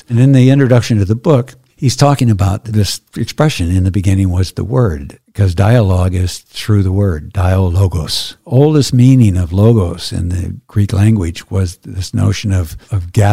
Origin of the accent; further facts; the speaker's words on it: Wales, United Kingdom; I'm Welsh. I grew up